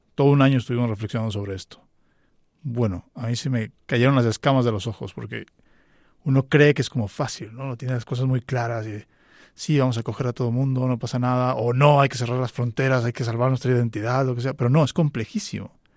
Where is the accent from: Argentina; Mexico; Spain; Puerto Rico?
Mexico; En México en concreto, de donde yo soy